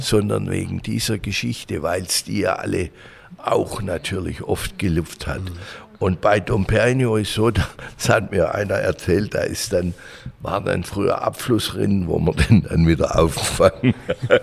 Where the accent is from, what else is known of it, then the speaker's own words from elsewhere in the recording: Langenburg, Baden-Württemberg, Germany; bin geboren in Hohenlohe, aufgewachsen in Bechling-Langenburg Dort habe ich auch meine Jugend ver verbracht